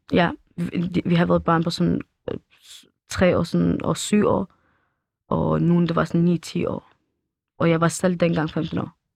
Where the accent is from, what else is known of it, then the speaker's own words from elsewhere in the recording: Iran; Danish is a second language; now in Denmark; vi er også fra Iran